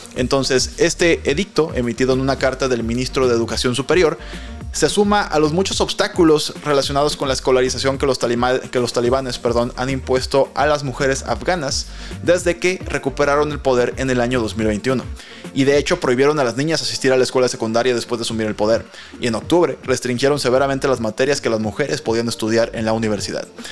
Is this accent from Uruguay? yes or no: no; Mexico; como mexicanos